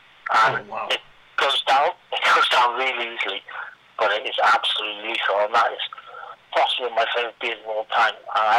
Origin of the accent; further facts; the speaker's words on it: Scotland, United Kingdom; I'm there from Scotland